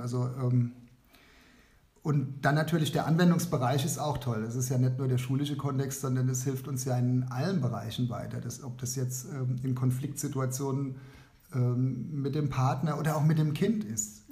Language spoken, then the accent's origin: German; Kaiserslautern, Rhineland-Palatinate, Germany; Ich bin aus Kaiserslautern, bin dort ähm, Lehrer an einer Realschule Plus